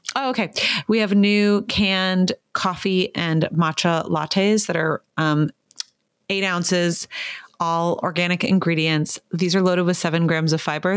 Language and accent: English; Malibu, California, United States; also born or lived in Ohio; growing up in Malibu